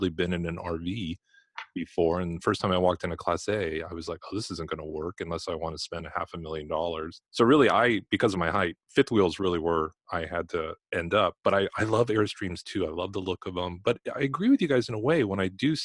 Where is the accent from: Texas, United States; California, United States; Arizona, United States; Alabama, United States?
California, United States; Los Angeles; moved away; I'm from Los Angeles originally. My parents were both in television